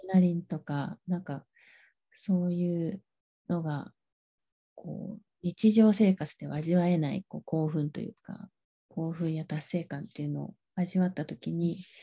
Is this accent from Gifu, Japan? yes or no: yes; Kaizu, Gifu, Japan; now in Karuizawa, Japan; もともとはですね岐阜県の